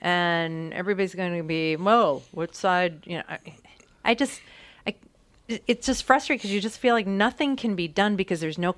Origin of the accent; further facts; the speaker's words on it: United States; As an American